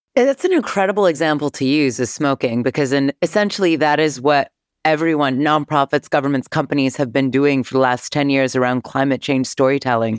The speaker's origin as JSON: {"language": "English", "region": "Northern California", "country": "United States", "tie": "born or raised there", "said": "growing up in Northern California"}